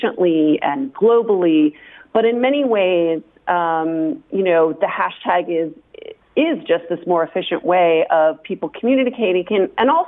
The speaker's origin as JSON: {"language": "English", "country": "United States", "moved": "yes", "lives_now": "Toulouse, France", "said": "an American sociologist"}